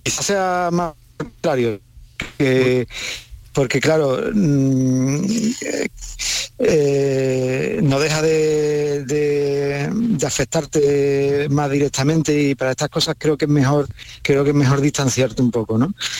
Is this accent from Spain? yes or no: yes; Valverde del Camino, Andalusia, Spain; yo soy de Valverde